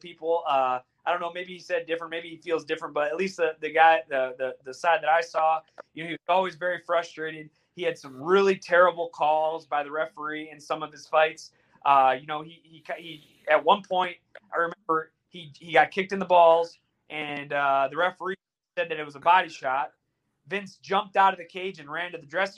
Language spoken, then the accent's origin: English; United States; they know you're American